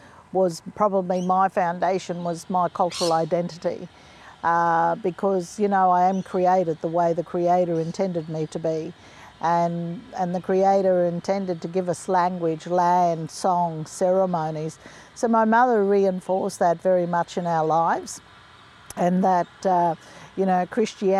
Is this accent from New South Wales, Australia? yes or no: no; Winton, Queensland, Australia; also born or lived in Townsville, Queensland; I grew up, was born in a little town called Winton, which is northwest of Longreach.